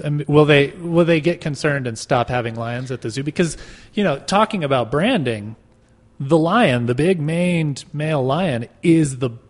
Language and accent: English; Roswell, New Mexico, United States; now in Denver, United States; my hometown of Roswell, New Mexico